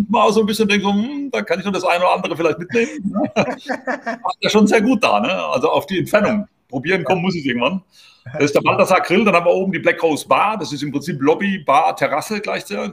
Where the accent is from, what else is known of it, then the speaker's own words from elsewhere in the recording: Heidelberg area, Baden-Württemberg, Germany; moved away as an adult; now in Spain; ich komme jetzt aus der Heidelberger Gegend